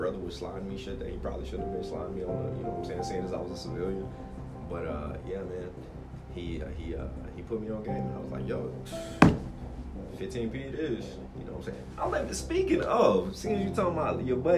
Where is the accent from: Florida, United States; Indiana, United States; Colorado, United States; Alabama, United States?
Alabama, United States; near Fort Rucker; moved away as an adult; now in Fort Campbell, United States; not very many people get stationed 30 minutes away from home.